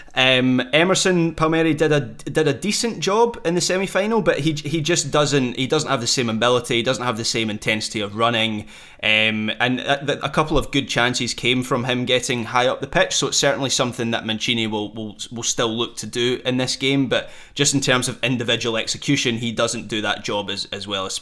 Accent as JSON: {"language": "English", "region": "Scotland", "country": "United Kingdom", "said": "as a Scot"}